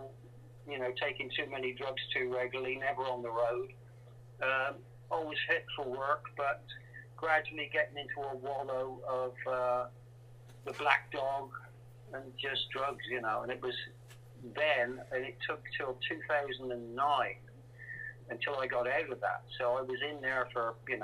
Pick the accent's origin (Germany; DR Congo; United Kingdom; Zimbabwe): United Kingdom; England; being English